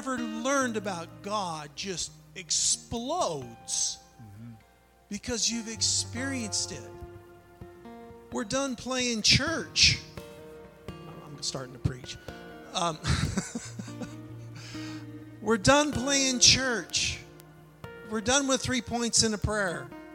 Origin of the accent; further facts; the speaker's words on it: Pacific North Coast, Pacific Northwest, United States; now in Nebraska, United States; I'm not really from Nebraska. I'm from the Pacific North Coast.